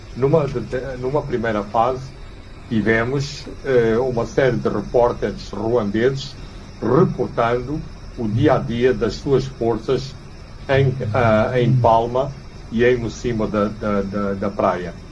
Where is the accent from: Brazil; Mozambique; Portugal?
Mozambique; Maputo, Maputo City; a cidade de Maputo, que é a cidade onde eu nasci e cresci